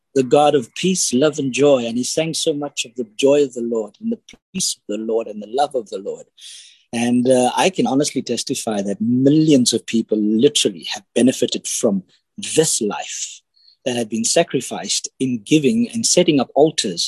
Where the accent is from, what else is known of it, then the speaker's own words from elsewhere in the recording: Cape Town, Western Cape, South Africa; now in Johannesburg, South Africa; I am originally from Cape Town, but I'm living in Johannesburg at the moment.